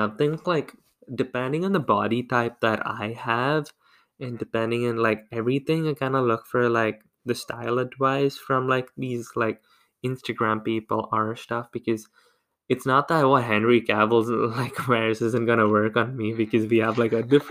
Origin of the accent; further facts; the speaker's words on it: South India, India; I'm from the South